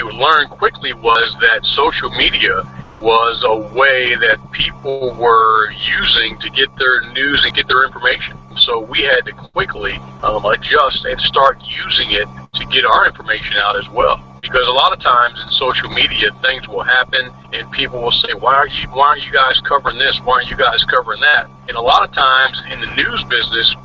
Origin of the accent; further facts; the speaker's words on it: Wicomico County, Maryland, United States; I grew up in Wicomico County.